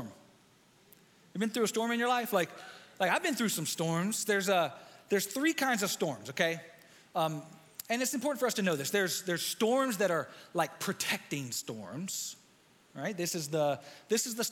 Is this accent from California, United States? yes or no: no; near Fayetteville, North Carolina, United States; also born or lived in Dallas, Texas; placed in foster care just outside of Fayetteville, North Carolina